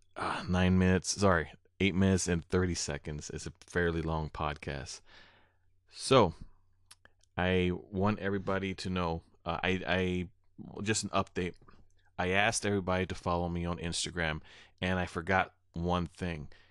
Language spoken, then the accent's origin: English; Prairie du Sac, Wisconsin, United States; here in my hometown in Prairie du Sac